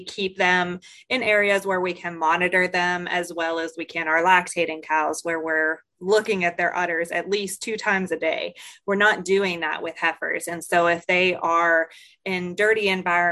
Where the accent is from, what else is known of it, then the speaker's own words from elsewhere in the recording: Greensburg, Pennsylvania, United States; moved away as an adult; now in Mississippi, United States; I'm originally from Pennsylvania, not your area of Pennsylvania, but the Greensburg area of Pennsylvania, but came to Mississippi State about 5 years ago